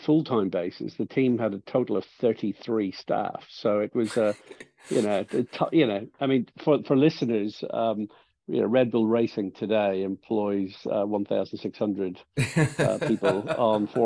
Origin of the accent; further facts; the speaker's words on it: Ireland; I'm from Ireland